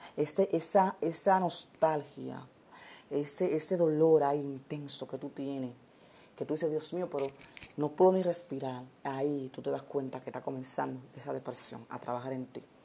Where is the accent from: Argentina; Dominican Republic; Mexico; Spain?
Dominican Republic; nosotros como dominicanos